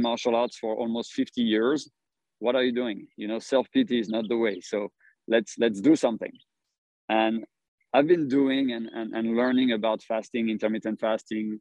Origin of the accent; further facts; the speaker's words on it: Paris, Île-de-France, France; moved away as an adult; also born or lived in Singapore; now in South Carolina, United States; I'm from Paris.